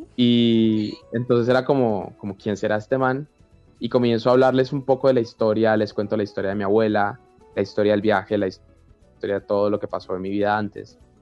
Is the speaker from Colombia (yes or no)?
yes; Colombia; como colombiano